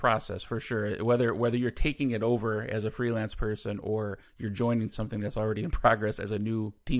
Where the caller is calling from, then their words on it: Milwaukee, Wisconsin, United States; So I live near Milwaukee, Wisconsin in the U.S.